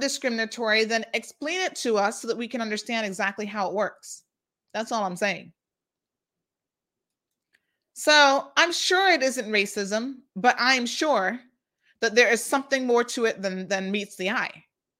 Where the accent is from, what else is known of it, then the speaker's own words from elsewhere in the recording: Jamaica; moved away as an adult; You give everybody a voice, including me as a Jamaican, an expat worker.